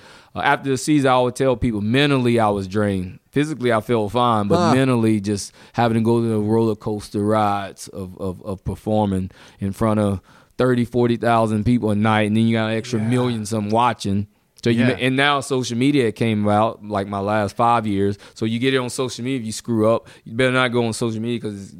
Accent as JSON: {"language": "English", "town": "Mobile", "region": "Alabama", "country": "United States", "tie": "born there", "said": "I was born in Mobile."}